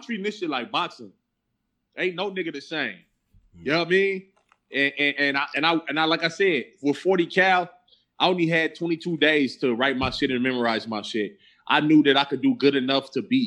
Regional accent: Los Angeles, California, United States; I'm from L.A. I'm from South Central

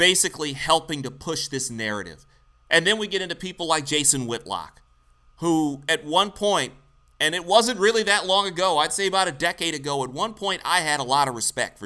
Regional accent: Detroit, Michigan, United States; we're both from Detroit, both went to Michigan State

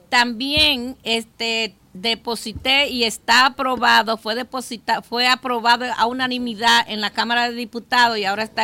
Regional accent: Dominican Republic; moved away; incluyéndome a mí porque soy dominicana

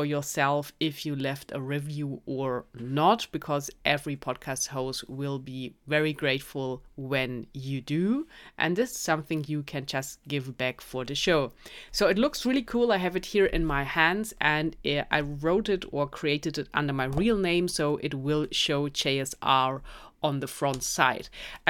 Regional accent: Germany; accent: German; English is a second language; So with my German accent, probably very difficult

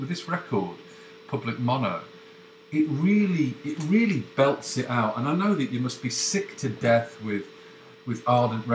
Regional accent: United Kingdom; moved away; also born or lived in North America; it's really hard being British away from home

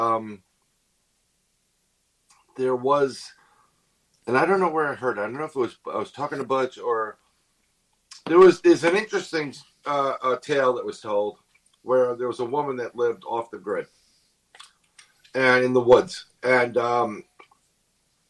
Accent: New York City, New York, United States; being born and raised in New York City

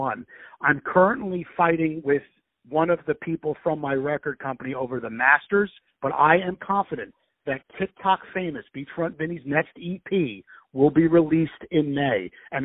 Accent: Long Island, New York, United States; Yeah, well, I'm from Long Island, and that's in New York.

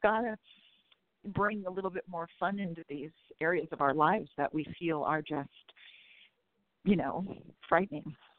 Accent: California, United States; also born or lived in San Francisco Bay Area; I'm a Californian

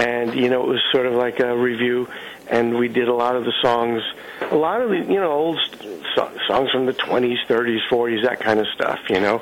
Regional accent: New York City, New York, United States; now in Los Angeles, United States; I grew up in the Flatbush section

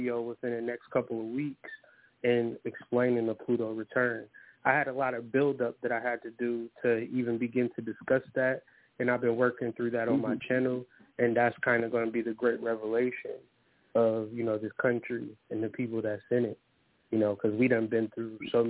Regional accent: Ohio, United States; moved away as an adult; now in Detroit, United States; I'm from Ohio, but I relocated in 2020 to Detroit, Michigan

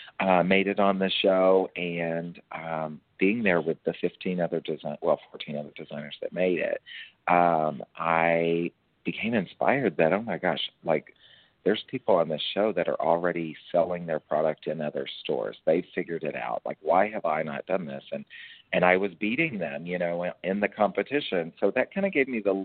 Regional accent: Nashville, Tennessee, United States; also born or lived in New York / Oklahoma City, Oklahoma; I grew up in Nashville, Tennessee

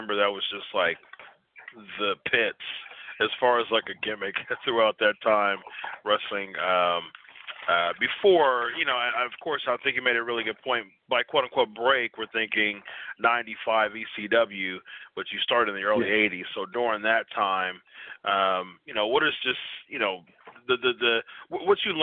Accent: Ohio, United States; I am an Ohioan

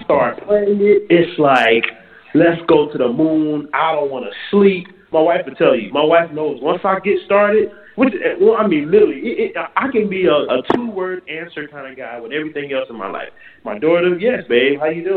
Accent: Jacksonville, Florida, United States; now in New Orleans, United States; I'm from Jacksonville, Florida. But I live in New Orleans

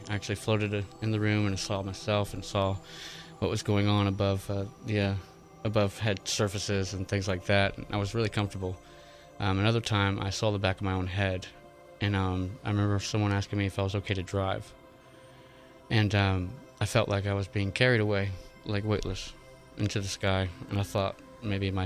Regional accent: Florida, United States; I'm an American, and I was born in Florida

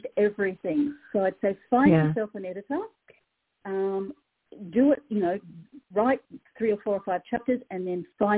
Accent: Australia; also born or lived in New South Wales / Sydney; in Australia we have completely over the decades thrown out grammar

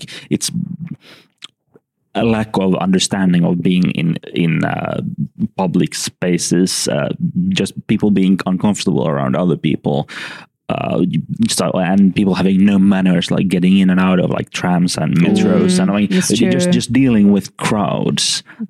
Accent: Helsinki, Uusimaa, Finland; I'm from Helsinki.

